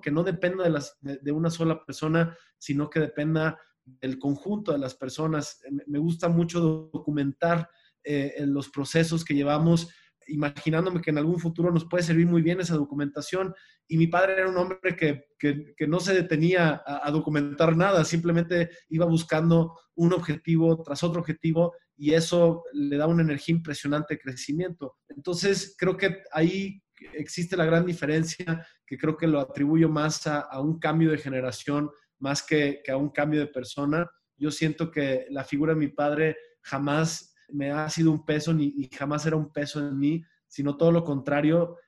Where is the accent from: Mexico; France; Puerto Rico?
Mexico; como mexicanos